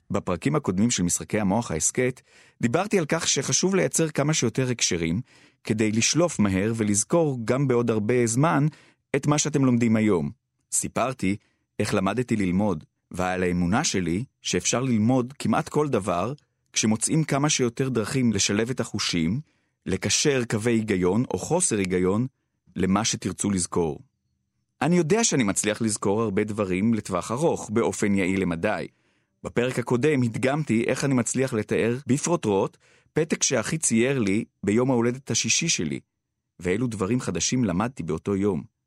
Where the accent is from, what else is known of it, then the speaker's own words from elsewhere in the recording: Ramat HaSharon, Tel Aviv District, Israel; גדלתי בנברסקו, שכונה ברמת השרון